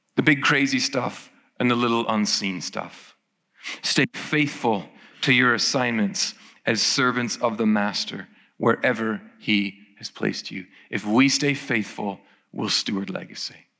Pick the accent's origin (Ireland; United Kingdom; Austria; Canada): Ireland; I turn up in my hometown